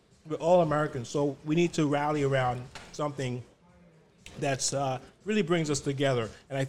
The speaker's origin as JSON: {"language": "English", "country": "Jamaica", "said": "or a Jamaican spot, cause since I'm Jamaican."}